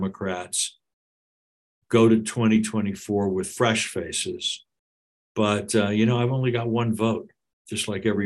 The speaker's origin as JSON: {"language": "English", "country": "United States", "said": "As an American"}